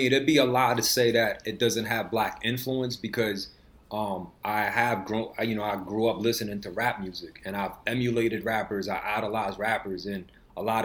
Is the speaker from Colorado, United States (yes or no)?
no; New York City, New York, United States; accent: New York; English is a second language; I learned how to speak English through listening to rap music and other influences growing up in Queens